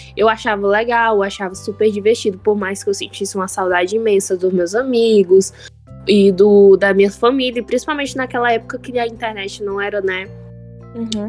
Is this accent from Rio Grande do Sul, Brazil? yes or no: no; Ceará, Brazil; also born or lived in Araucária / São Paulo / Fortaleza; eu sou aquela cearense que se mudou para o seu condomínio